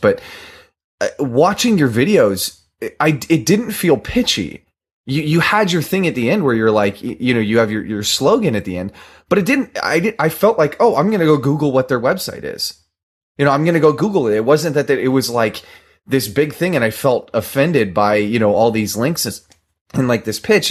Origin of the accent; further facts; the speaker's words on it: Southern California, United States; I grew up in Southern California where rainbows are made